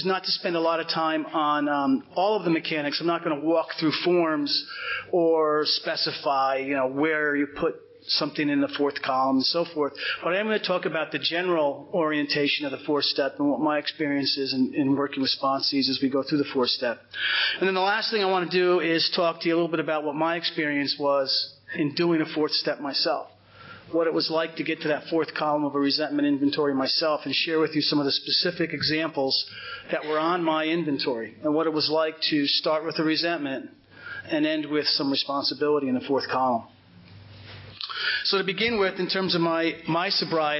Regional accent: Cedar Grove, New Jersey, United States; I grew up in Cedar Grove, which is right over the hill here.

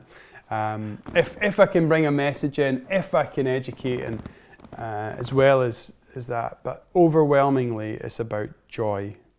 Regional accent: Scotland, United Kingdom; growing up in Scotland, and Scotland's such a wonderful place to grow up

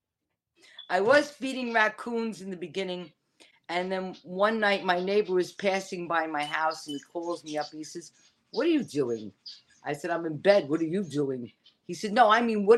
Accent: New York City, New York, United States; also born or lived in Forest Hills, Queens; growing up, where I grew up in the Bronx, I lived off the number 2 train

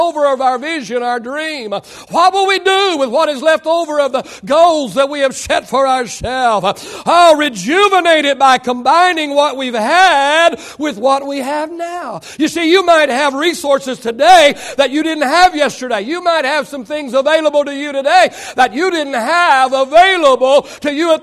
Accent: Oklahoma, United States; moved away; we grew up in Oklahoma and it was supper time. You call it dinner over here, it's supper back there

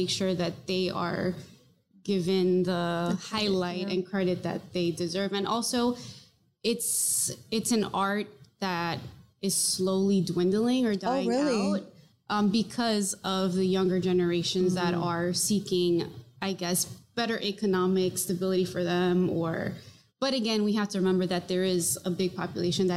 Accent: Corpus Christi, Texas, United States; I grew up in South Texas, and in Corpus Christi

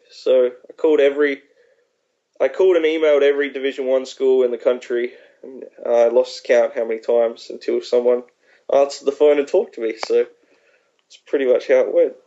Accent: Australia; moved away as an adult; also born or lived in Maryland; I spent my first 20 years in Australia, so um, my whole family lives there

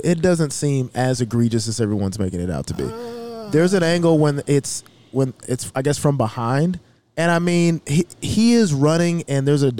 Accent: Kansas City, Missouri, United States; we're from Kansas City.

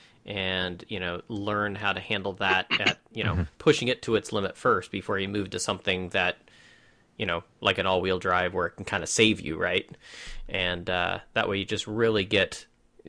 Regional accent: Pacific Northwest, United States; I'm from the Pacific Northwest

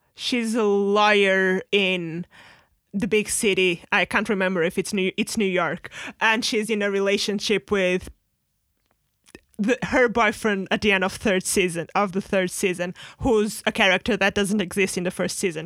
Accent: Portugal; moved away; at the time we were, like, in Portugal

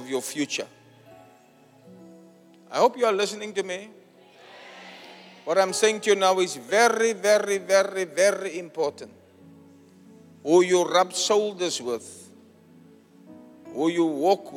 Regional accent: Cape Town, Western Cape, South Africa; My hometown, my home church.

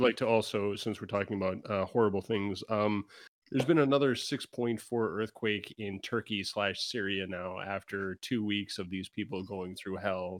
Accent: Canada; As a Canadian

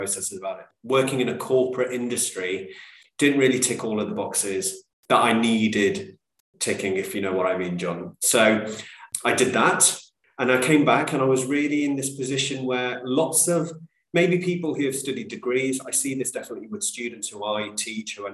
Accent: Coventry, West Midlands, United Kingdom; I am a British Indian, born and bred here

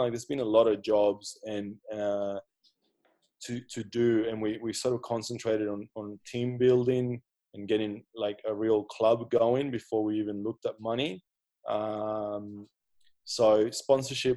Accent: Brisbane, Queensland, Australia; moved away as an adult; now in Austria; So I'm from Brisbane, and I played for Sherwood Magpies all my senior footy and the later part of junior footy.

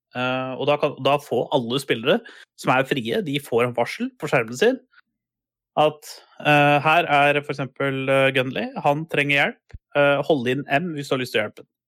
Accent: Buskerud, Norway; jeg er fra det som het Buskerud en gang i tida

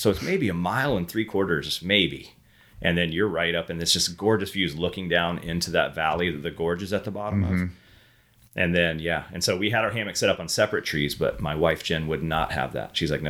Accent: Hawthorne, Florida, United States; also born or lived in Gainesville; I was born in South Florida, but raised in North Central Florida.

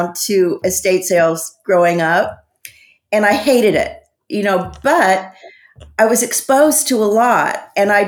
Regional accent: San Quentin, California, United States; I grew up in San Quentin Prison. My dad was a warden, and we lived on the prison grounds till I was 13

